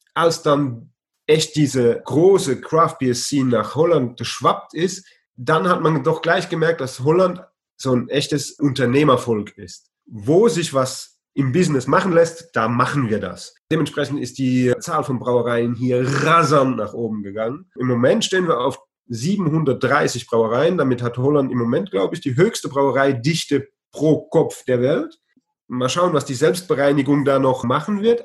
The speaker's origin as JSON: {"language": "German", "town": "Heidelberg", "region": "Baden-Württemberg", "country": "Germany", "tie": "born or raised there", "also_born_or_lived": "Luxembourg / Brussels, Belgium / France", "moved": "as an adult", "lives_now": "Vught, Netherlands", "said": "meine Heimatstadt Heidelberg"}